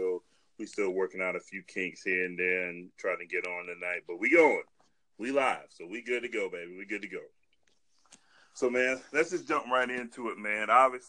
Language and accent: English; Holly Hill, South Carolina, United States; I grew up in Hollow Hill, which is the greatest small town ever, man.